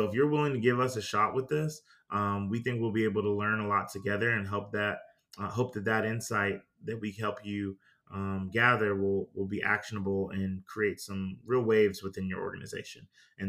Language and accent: English; Greenville, South Carolina, United States; I told them, hey, look, I'm from Greenville, South Carolina.